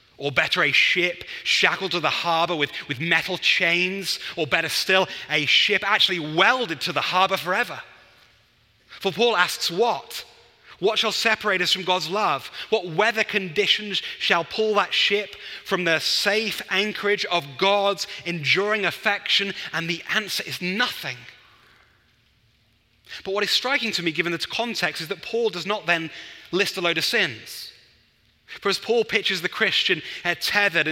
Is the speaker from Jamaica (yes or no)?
no; England, United Kingdom; as an Englishman